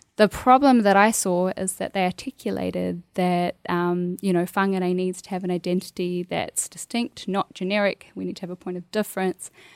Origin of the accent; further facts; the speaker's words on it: Bunjalung country, New South Wales, Australia; moved away as an adult; also born or lived in Queensland; now in New Zealand; growing up on Bunjalung country